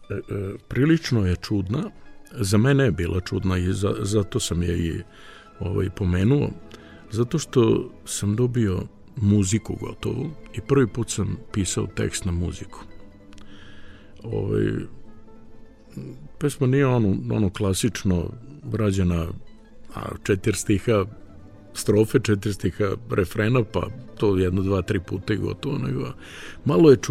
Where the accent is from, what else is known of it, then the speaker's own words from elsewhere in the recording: Srpski Krstur, Vojvodina, Serbia; zato što sam ja rodom iz srpskog Krstura